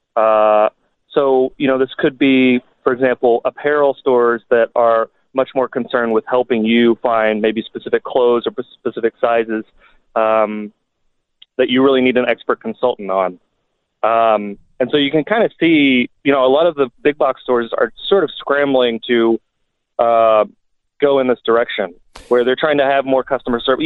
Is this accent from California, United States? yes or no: no; Kentucky, United States; when I was a kid growing up in Kentucky